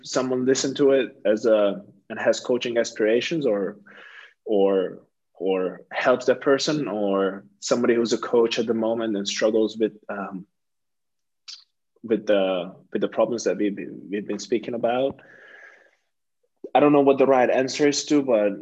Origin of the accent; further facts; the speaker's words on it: Hungary; moved away; my home country